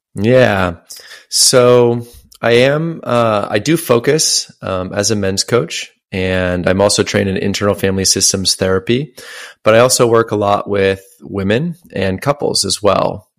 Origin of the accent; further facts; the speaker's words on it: Washington, United States; my hometown, I lived in Washington State. It's a very small town